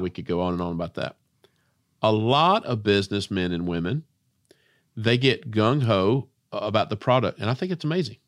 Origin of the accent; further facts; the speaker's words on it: Spartanburg, South Carolina, United States; I'm from Spartanburg, South Carolina